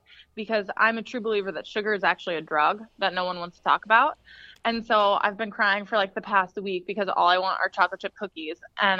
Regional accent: California, United States; now in Boston, United States; I'm originally from California.

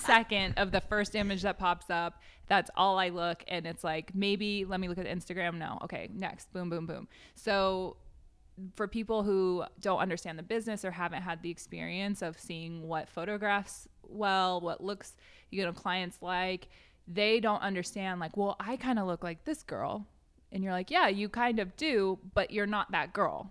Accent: United States; moved away; also born or lived in Wyoming / Washington; I grew up in Wyoming and Washington State

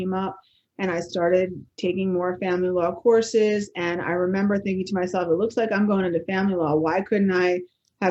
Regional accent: Bellmawr, New Jersey, United States; I grew up in Belmar, which is a little town, not the one by the shore that has a lot of money, but the one that doesn't have a lot of money

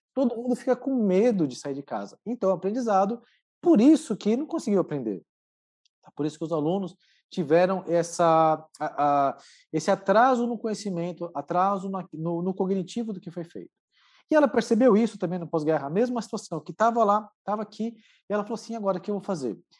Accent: Santo André, São Paulo, Brazil; Eu sou de Santo André, sou natural de Santo André, é, aqui no ABC Paulista

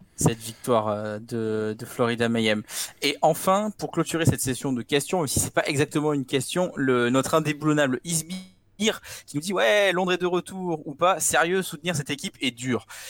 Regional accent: France; je suis français

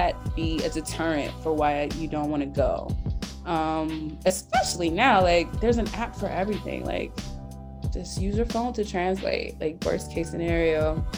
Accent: United States; first language English; moved away as an adult; also born or lived in Colombia; now in Chongqing, China; I'm American

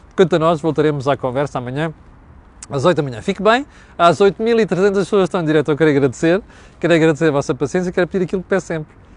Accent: Mozambique; now in Portugal; eu cresci nas ex-colónias, cresci em Moçambique

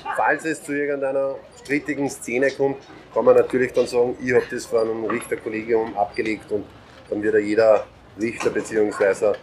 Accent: Mostviertel, Lower Austria, Austria; Bei uns zu Hause im Mostviertel ist immer leicht hügelig.

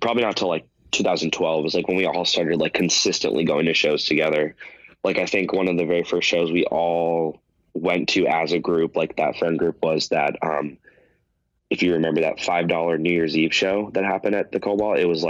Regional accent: Valencia, California, United States; And then growing up in Valencia, there was a it wasn't even a venue, it was just a park that they had punk shows

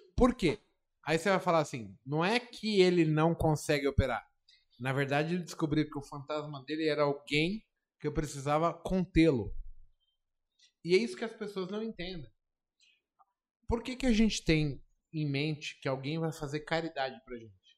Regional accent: Brazil; moved away; eu saí da Brasilândia

